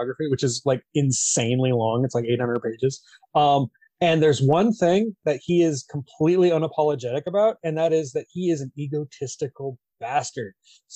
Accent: United States; I'm American.

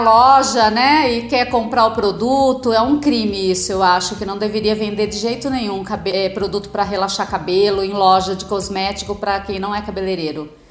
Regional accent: Agudos, São Paulo, Brazil; also born or lived in Lençóis Paulista; eu nasci em Lençóis, mas vim para cá com 9 anos e acabei fazendo a vida aqui em Agudos mesmo

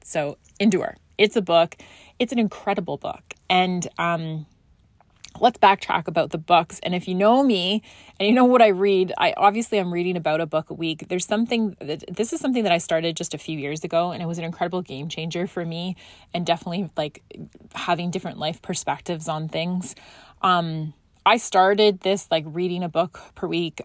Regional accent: Scotland, United Kingdom; moved away; I grew up in Scotland and I had to go back there for personal reason

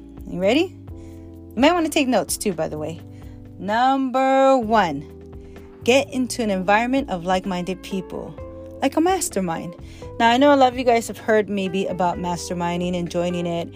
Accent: Hawaii, United States; As a child growing up in Hawaii

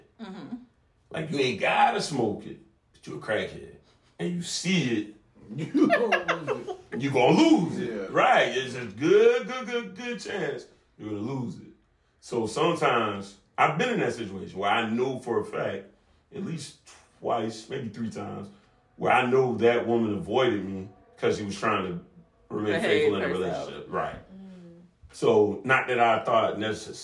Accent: Savannah, Georgia, United States; I grew up on the south side of Savannah, so Southside Savannah

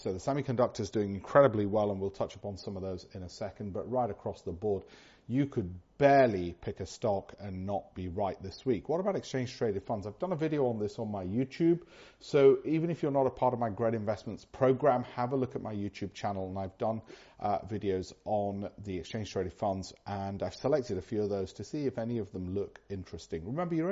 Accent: United Kingdom; being British, as I am

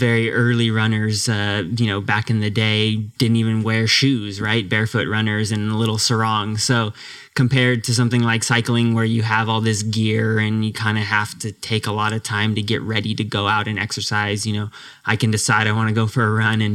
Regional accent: Marin, California, United States; born or raised there

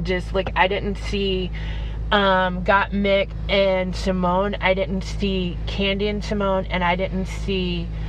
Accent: Texas, United States; I'm from Texas.

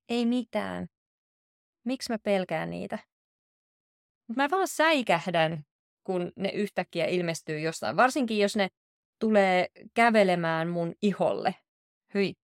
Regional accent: Southern Finland, Finland; now in Oulu, Finland; Mä oon itse kotoisin Etelä-Suomesta, mutta nyt kun mä asun täällä Oulussa

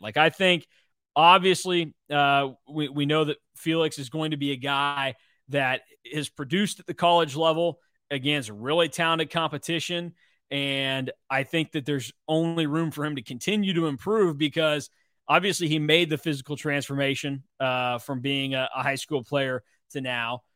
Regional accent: Hutchinson, Kansas, United States; me growing up in Hutch

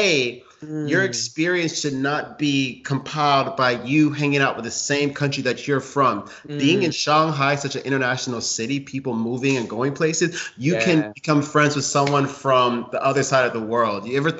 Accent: Ghana; Like, yeah, I'm from Africa. I'm okay. I'm Ghanaian.

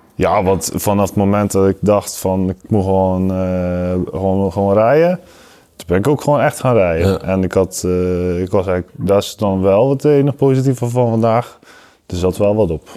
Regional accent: Zeeland, Netherlands; moved away; van origine kom ik uit Zeeland

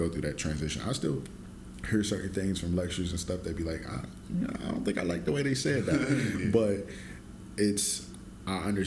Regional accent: Ohio, United States

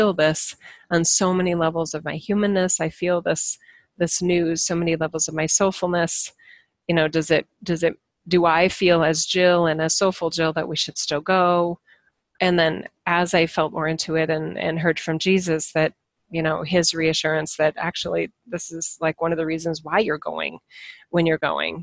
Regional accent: United States; as an American citizen

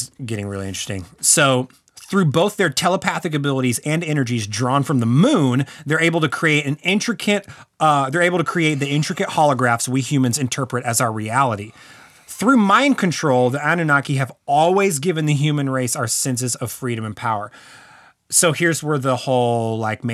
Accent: Texas, United States; I'm from Texas

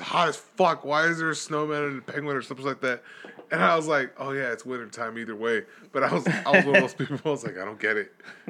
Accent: Los Angeles, California, United States; we grew up poor in East LA.

